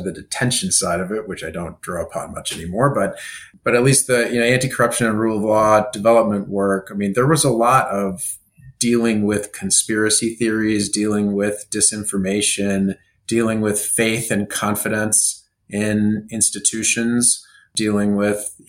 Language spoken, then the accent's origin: English; Kansas, United States; I'm from Kansas